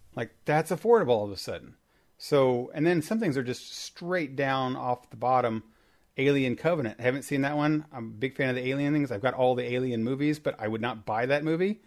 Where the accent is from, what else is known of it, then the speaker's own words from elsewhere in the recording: Indiana, United States; I'm from Indiana